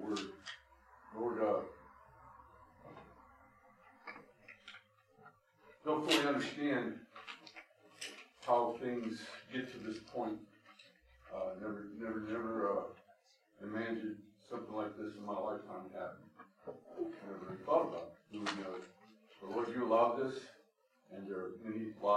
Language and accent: English; United States; we as American people